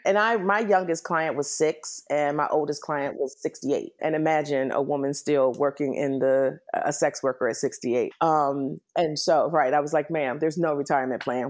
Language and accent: English; Washington, District of Columbia, United States; moved away as an adult; also born or lived in New York / San Francisco / Virginia; now in Los Angeles, United States; I am originally from Washington, D C, born and raised